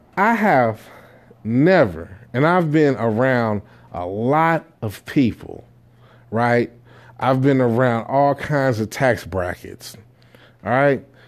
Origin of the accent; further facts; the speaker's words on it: Jamaica; me being Jamaican